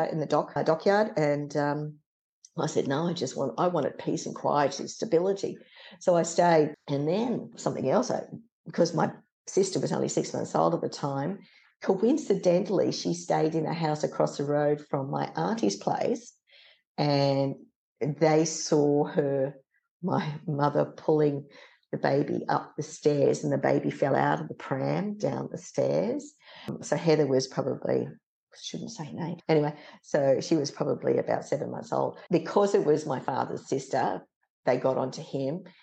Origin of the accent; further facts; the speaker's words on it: Sydney, New South Wales, Australia; came back down to Sydney, lived in Parramatta with her parents. I was born in the Crown Hospital